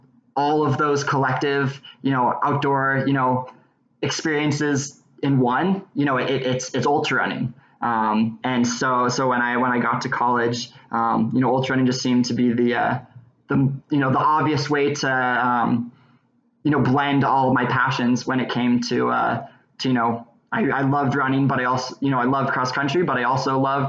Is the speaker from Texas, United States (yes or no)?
no; Boise, Idaho, United States; I grew up in Boise, Idaho